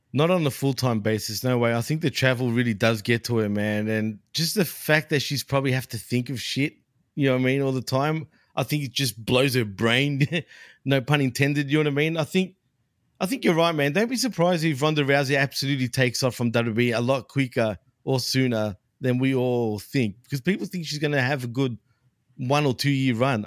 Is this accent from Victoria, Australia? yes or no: yes; Melbourne, Victoria, Australia; in my neck of the woods, dude, in my hometown, Melbourne.